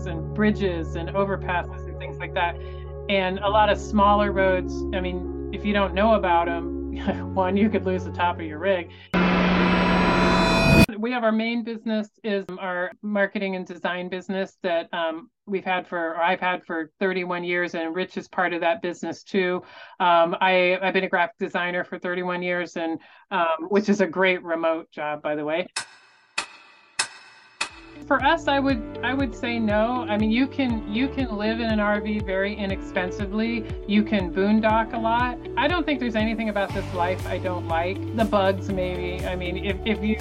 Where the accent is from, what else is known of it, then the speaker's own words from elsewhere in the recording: Tampa, Florida, United States; moved away; also born or lived in Denver, Colorado; I grew up in the Tampa Bay area of Florida